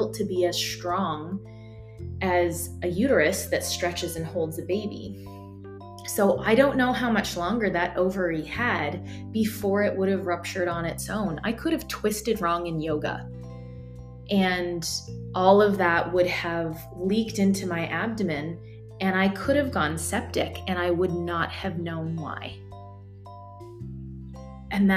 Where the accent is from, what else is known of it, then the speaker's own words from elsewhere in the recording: United States; moved away; as an American